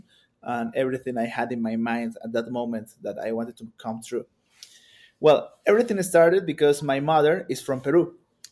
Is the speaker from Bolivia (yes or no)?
yes; Vinto, Cochabamba, Bolivia; English is a second language; also born or lived in Mexico; I was born and raised in a small town called Vinto